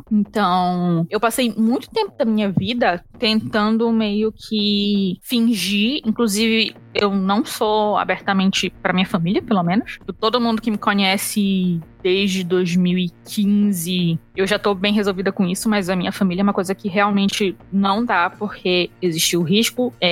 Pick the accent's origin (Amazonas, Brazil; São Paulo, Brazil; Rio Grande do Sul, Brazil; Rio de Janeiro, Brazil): Amazonas, Brazil; Manaus; moved away; also born or lived in Brasília; eu mudei de Manaus para Brasília. E em Brasília, eu cheguei a sofrer um, umas microagressões xenofóbicas, sabe?